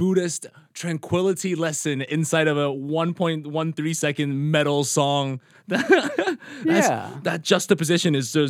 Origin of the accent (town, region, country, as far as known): Taiwan; now in Seattle, United States